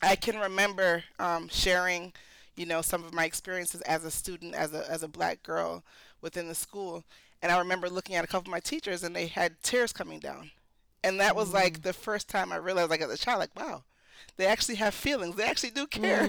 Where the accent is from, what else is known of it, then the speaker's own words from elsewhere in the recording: Connecticut, United States; also born or lived in New York / Philadelphia / Jamaica; I was raised mostly in Connecticut, but also in New York, and I went to school in Philadelphia